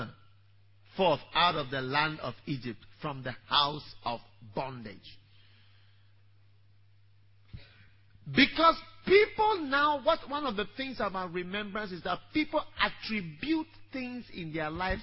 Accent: Ghana; I am coming from Kolegono in Ghana.

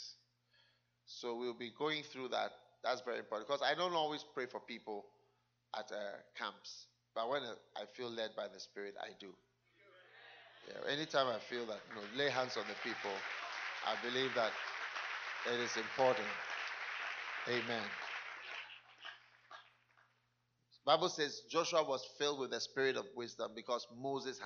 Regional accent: Ghana; moved away

